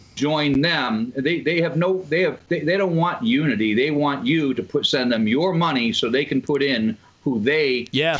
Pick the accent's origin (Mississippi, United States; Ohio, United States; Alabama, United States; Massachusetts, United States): Massachusetts, United States; moved away; I'm from Massachusetts originally